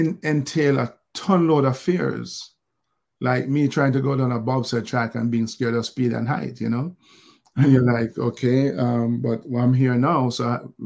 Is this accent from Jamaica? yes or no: yes; Jamaica; growing up in Olympic Gardens and the army experience and beyond